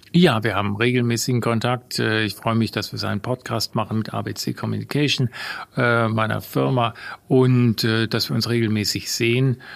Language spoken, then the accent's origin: German; Bonn, North Rhine-Westphalia, Germany; moved away; ich bin ja geboren in Bonn. Also mein Vater kam ja aus Ungarn, ist aus Ungarn geflohen 1956, hat dann als Werkstudent meine Mutter kennengelernt im Ruhrgebiet und dann sind beide nach Bonn gezogen da bin ich natürlich von Kindesbein an mit dem Karneval